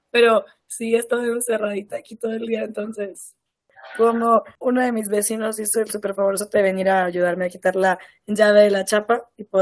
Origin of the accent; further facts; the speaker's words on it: Mexico; los tres somos mexicanos